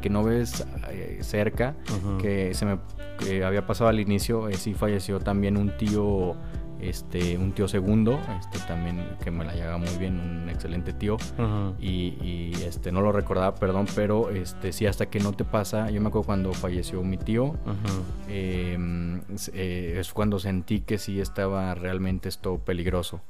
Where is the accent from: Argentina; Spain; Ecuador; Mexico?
Mexico; como buen mexicano, buen paisa yo